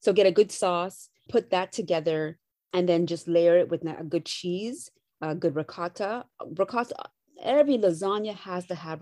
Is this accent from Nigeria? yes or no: no; Canada; I'm Canadian.